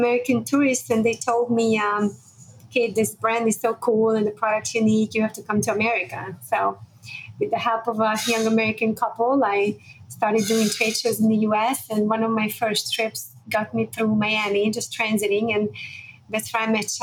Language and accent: English; Budapest, Hungary; moved away; I was born in Budapest, Hungary in 1976